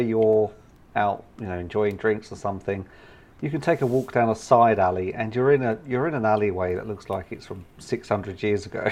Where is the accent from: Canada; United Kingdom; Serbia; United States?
United Kingdom; part of being British